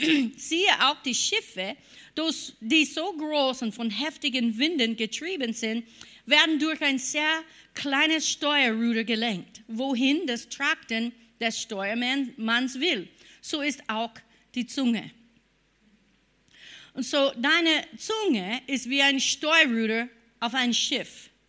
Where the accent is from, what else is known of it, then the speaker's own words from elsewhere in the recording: United States; German is a second language; Obwohl ich war eine Amerikanerin und habe gedacht, ich glaube an Gott.